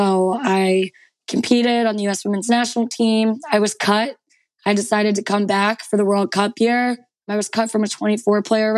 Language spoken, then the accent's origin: English; outside Philadelphia, New Jersey, United States; I am from a small town in New Jersey, right outside of Philadelphia, about 15 minutes outside. So huge Philly sports fan. And I grew up in Morristown, New Jersey